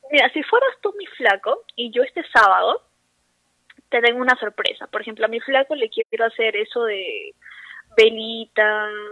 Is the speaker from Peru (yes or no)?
yes; Lima, Peru; Lima, Lima.